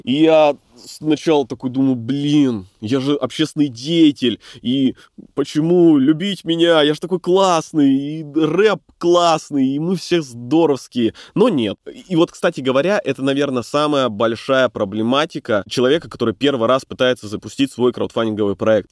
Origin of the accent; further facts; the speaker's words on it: Bratsk, Irkutsk Oblast, Russia; moved away as an adult; now in Irkutsk, Russia; Но я сам из Братска, но всю свою деятельность вел в Иркутске.